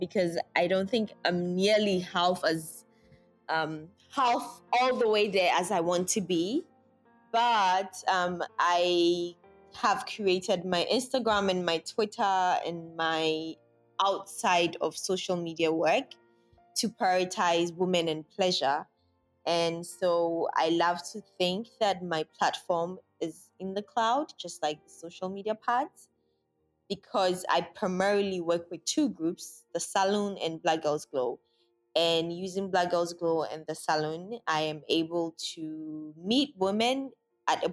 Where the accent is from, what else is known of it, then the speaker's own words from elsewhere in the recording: Sunyani, Bono, Ghana; also born or lived in Accra; I was born in Accra, but I was raised in Sunyani